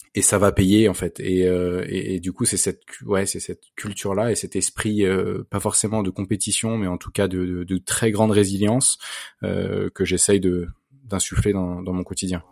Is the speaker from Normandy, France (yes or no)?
no; Versailles, Île-de-France, France; j'ai grandi à Versailles